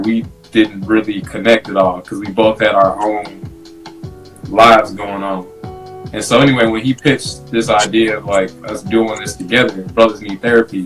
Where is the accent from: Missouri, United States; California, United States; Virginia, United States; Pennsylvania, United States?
Missouri, United States; St. Louis; also born or lived in Germany; I was born in Germany, but we both grew up in St. Louis